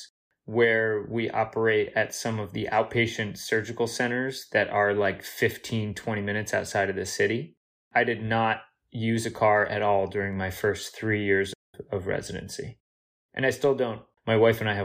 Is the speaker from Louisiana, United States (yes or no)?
no; New Jersey, United States; now in Boston, United States; I grew up in New Jersey as a Yankees fan